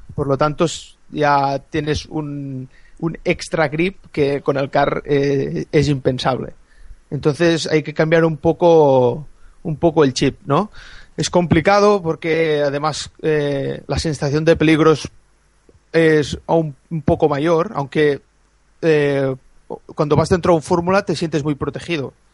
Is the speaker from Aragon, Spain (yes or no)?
no; a small village near Lleida, Catalonia, Spain; soy de, de Lleida, bueno, de un pueblecito al lado de Lleida